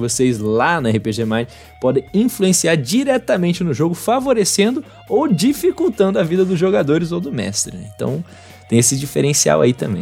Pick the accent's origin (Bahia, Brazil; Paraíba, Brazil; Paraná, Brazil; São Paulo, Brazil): Bahia, Brazil; also born or lived in Rio de Janeiro; eu cresci na Bahia, para quem não sabe, depois eu me mudei pro Rio de Janeiro, passei uns 5 anos no Rio de Janeiro e voltei para terminar minha faculdade aqui na Bahia.